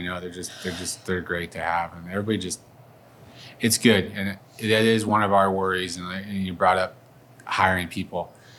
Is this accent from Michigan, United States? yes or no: yes; Detroit, Michigan, United States; I'm from Detroit, you know, I know, you know, I've had Detroit.